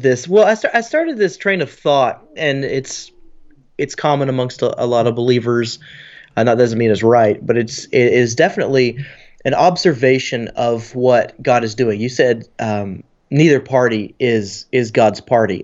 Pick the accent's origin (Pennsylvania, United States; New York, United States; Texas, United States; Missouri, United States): Texas, United States; being the Texan